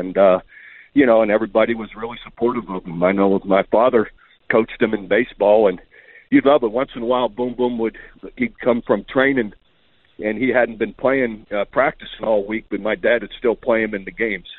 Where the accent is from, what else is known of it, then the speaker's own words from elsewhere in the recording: Youngstown, Ohio, United States; Yeah, it's a tough town, steel mill town, and heck, we did everything, man. We grew up in neighborhoods where you had a gang of guys